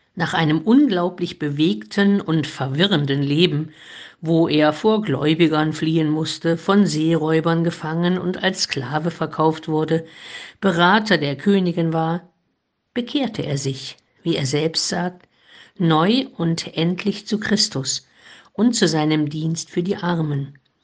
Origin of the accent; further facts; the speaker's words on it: Heilbad Heiligenstadt, Thuringia, Germany; In Heiligenstadt im Eichsfeld, wo ich geboren bin